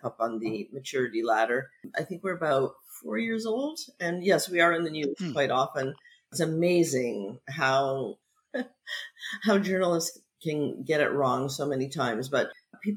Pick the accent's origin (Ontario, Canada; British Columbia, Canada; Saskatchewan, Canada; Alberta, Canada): Ontario, Canada; near Niagara Falls; moved away as an adult; also born or lived in Montreal / Vancouver; now in London, United Kingdom; I grew up near Niagara Falls, but spent many years in Montreal and then spent many years in Vancouver